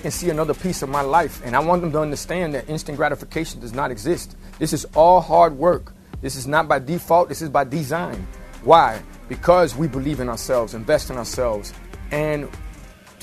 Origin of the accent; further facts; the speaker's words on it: Miami, Florida, United States; I grew up in Miami